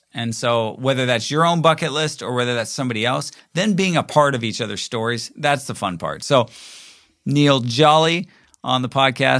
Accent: Toronto, Ontario, Canada; But then again, growing up in Toronto, you don't actually ever think like maybe if it's the Maple Leafs

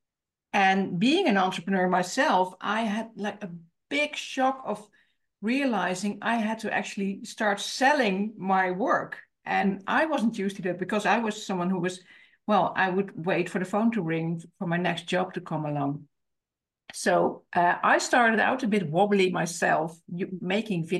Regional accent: Netherlands; English is a second language; I am from the Netherlands, so I live in the Netherlands

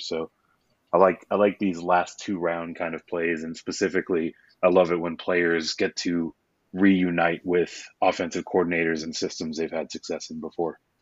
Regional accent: Houston, Texas, United States; It is from my hometown, Houston Texans

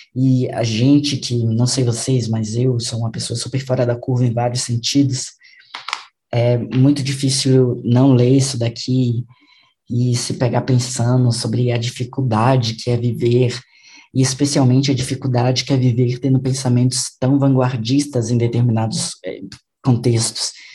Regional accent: Brazil; nós que somos brasileiros

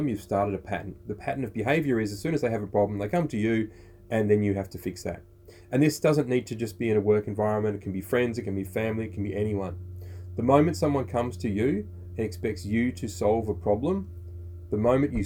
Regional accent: Australia

